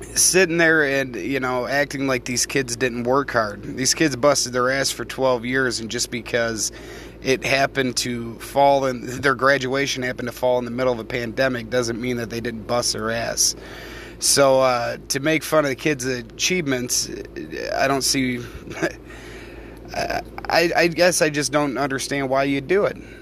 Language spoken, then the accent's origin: English; United States; I am an American